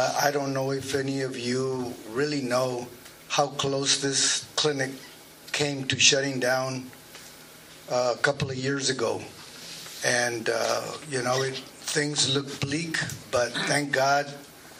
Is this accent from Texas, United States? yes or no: yes; McAllen, Texas, United States; I was born and raised in McAllen.